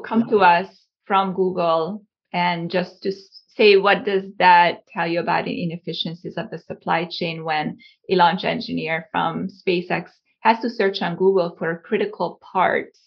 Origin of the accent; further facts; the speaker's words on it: Hungary; also born or lived in Cape Town, South Africa; now in Southern California, United States; I was born and raised in Hungary.